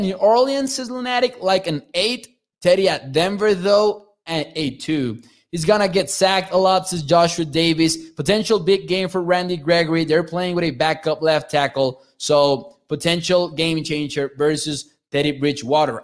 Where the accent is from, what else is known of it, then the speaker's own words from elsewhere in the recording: Mexico; I am from Mexico. I am from Mexico